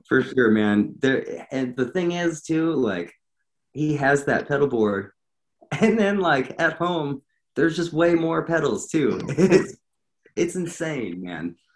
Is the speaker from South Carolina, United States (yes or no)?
no; Montana, United States; moved away as an adult; now in Atlanta, United States; I grew up in Montana, and I was living in Montana at the time. And uh, I moved down here um, about exactly a year ago.